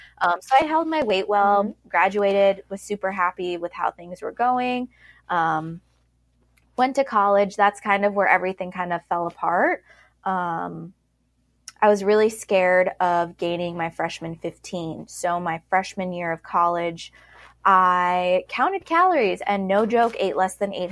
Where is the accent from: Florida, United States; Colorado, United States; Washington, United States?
Colorado, United States; Colorado Springs; now in Charleston, United States; I'm originally from Colorado Springs. I currently live in Charleston, South Carolina because my husband is Air Force and we are currently stationed here.